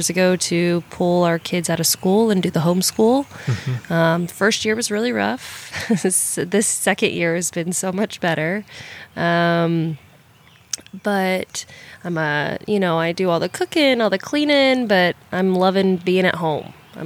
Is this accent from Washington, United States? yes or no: no; Kansas City, Missouri, United States; moved away; also born or lived in Texas; I'm actually from Kansas City, Missouri